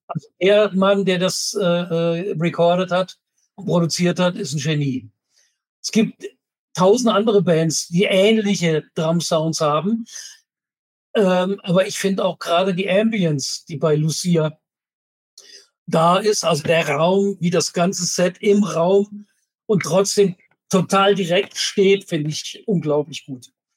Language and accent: German; Kehl, Baden-Württemberg, Germany; moved away; weil da komme ich ja ursprünglich her, aus Kehl am Rhein